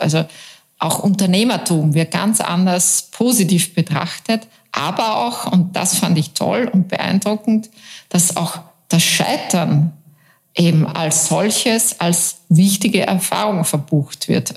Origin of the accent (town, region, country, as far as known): Austria